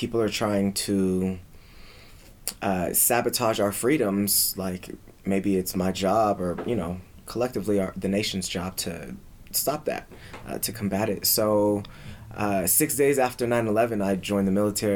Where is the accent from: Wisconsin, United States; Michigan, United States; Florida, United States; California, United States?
California, United States; San Diego; moved away as an adult; now in Colorado, United States; I'm from San Diego